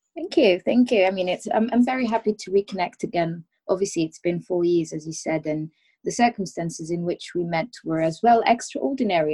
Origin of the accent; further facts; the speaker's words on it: Rabat, Rabat-Salé-Kénitra, Morocco; now in London, United Kingdom; I was born and I was raised in Rabat